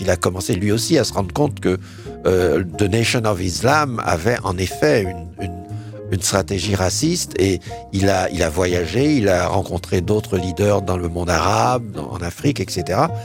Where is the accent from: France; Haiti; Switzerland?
Haiti; en tant qu'haïtien, en tant que jeune noir